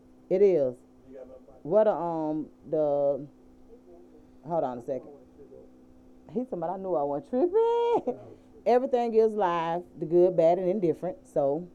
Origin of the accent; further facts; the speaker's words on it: Atlanta, Georgia, United States; when you from Atlanta, it's so weird how we do things